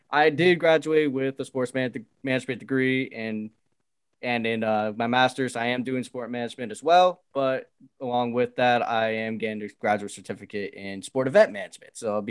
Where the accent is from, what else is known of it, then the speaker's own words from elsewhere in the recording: New Jersey, United States; I was born in New Jersey, so I grew up in New York sports.